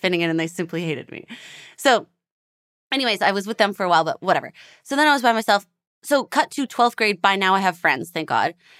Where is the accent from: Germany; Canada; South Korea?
Canada; Edmonton, Alberta; moved away as an adult; also born or lived in Toronto; now in Los Angeles, United States; I'm from Edmonton, Alberta